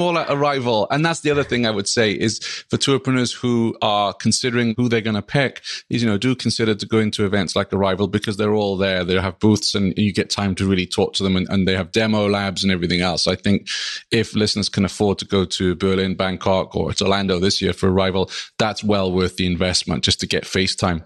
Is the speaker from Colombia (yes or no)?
no; Wales, United Kingdom; now in Vermont, United States; my home country, the Principality of Wales